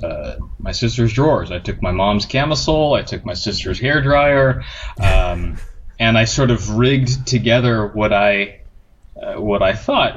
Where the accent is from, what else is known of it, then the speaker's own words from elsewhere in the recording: Hawaii, United States; So raised in Hawaii with a military family.